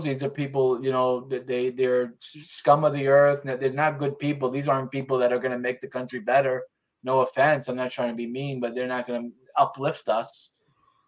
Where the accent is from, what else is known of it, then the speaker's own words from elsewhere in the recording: New York, United States; I'm from New York.